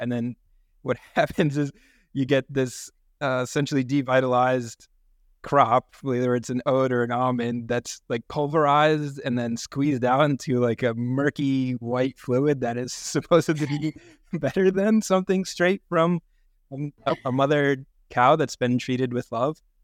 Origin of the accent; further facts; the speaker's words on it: New Hampshire, United States; I grew up in New Hampshire